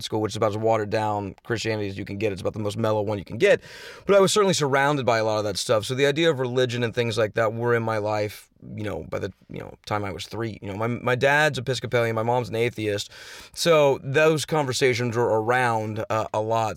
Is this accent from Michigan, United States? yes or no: no; Houston, Texas, United States; now in Los Angeles, United States; I'm from Texas. I grew up in Texas. Yeah, I grew up in Houston, Texas